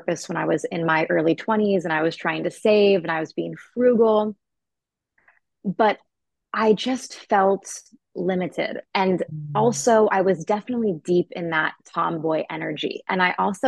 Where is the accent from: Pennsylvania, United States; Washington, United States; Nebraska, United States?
Washington, United States; Maple Valley; moved away as an adult; now in Scottsdale, United States; I was raised in the suburbs outside of Seattle in a small town called Maple Valley